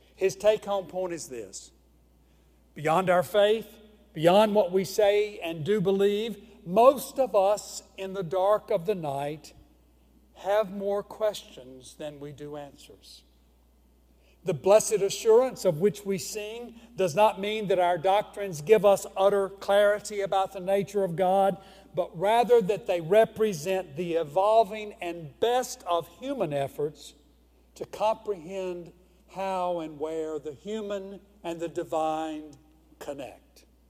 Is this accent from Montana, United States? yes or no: no; Houston, Mississippi, United States; I was born in Houston, Mississippi